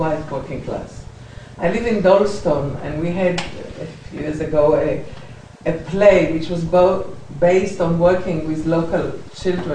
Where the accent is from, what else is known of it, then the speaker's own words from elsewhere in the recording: Israel; now in United Kingdom; I come from Israel